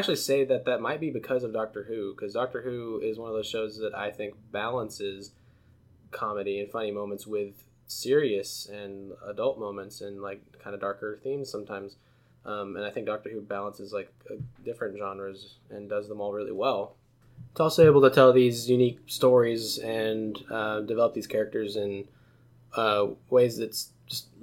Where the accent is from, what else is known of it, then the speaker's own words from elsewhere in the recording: United States; as an American